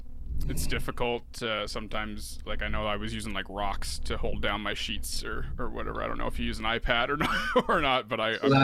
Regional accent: Peterborough, Ontario, Canada; my hometown of Peterborough.

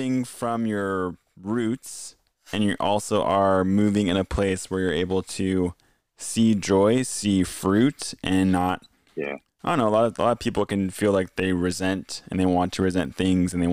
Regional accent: Gig Harbor, Washington, United States; I grew up in Gig Harbor

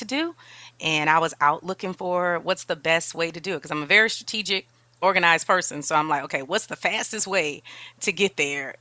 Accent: New Orleans, Louisiana, United States; now in San Antonio, United States; I'm from New Orleans originally

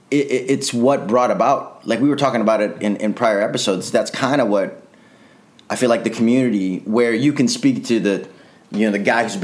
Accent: Chicago, Illinois, United States; now in Los Angeles, United States; I'm from Chicago.

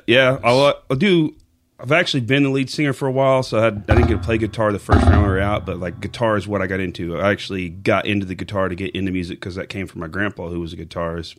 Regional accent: Pocasset, Oklahoma, United States; also born or lived in Amber, Oklahoma; now in Chickasha, United States; I'm actually from Oklahoma. I've been here my entire life. Lived in a small town called Pocasset growing up

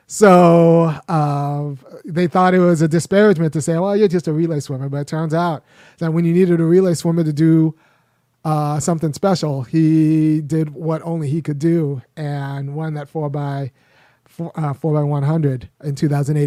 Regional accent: Los Angeles, California, United States; as a young boy growing up in Los Angeles, I was about three miles away from the eighty-four Olympics. It's in Baldwin Hills.

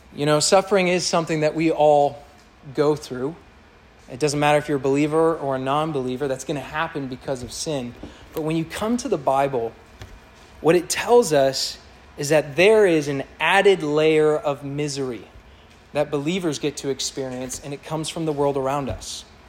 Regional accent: Kansas City, Missouri, United States; moved away; I grew up in Kansas City.

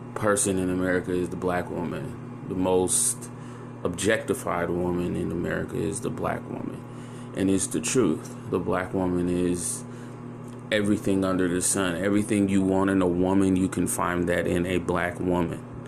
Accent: San Francisco, California, United States; also born or lived in Chicago, Illinois; I grew up in San Francisco, so I was around a melting pot of people.

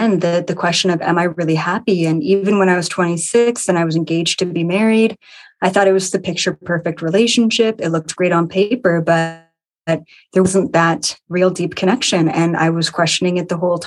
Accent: Ontario, Canada; a 10-acre property in Ontario, Canada, where I am from

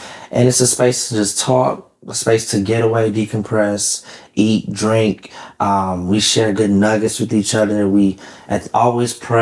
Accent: Fort Lauderdale, Florida, United States; moved away as an adult; now in Atlanta, United States; I'm here in Atlanta, Georgia. I'm from Fort Lauderdale, Miami.

